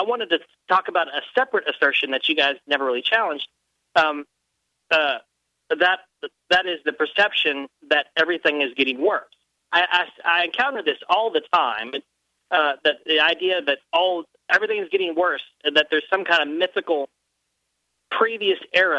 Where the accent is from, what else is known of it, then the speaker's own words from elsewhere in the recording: Cincinnati, Ohio, United States; now in Louisville, United States; I'm actually from Cincinnati area